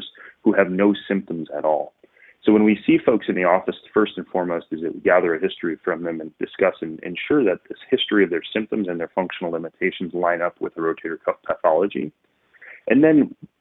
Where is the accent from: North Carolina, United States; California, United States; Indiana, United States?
Indiana, United States; Northwest; moved away as an adult; also born or lived in Denver, Colorado; now in Chicago, United States; I grew up just outside of Chicago in Northwest Indiana